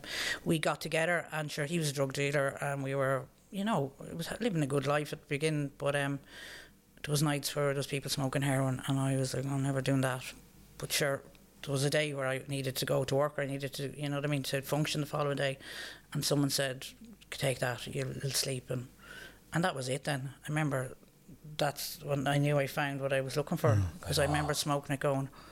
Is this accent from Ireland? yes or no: yes; Dublin, Leinster, Ireland; also born or lived in London; Yeah, we came home from London. And when I moved home from London, my parents were living in Dublin.